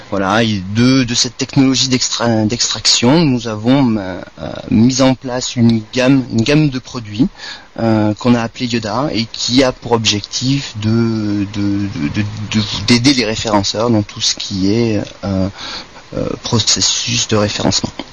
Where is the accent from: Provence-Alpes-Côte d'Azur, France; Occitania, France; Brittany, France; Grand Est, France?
Occitania, France; Montpellier; also born or lived in Marseille; je suis montpelliérain